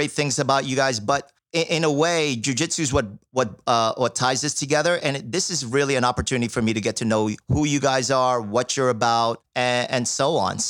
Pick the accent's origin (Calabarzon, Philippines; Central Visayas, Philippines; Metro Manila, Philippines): Calabarzon, Philippines; Lucena; I'm from the Philippines as well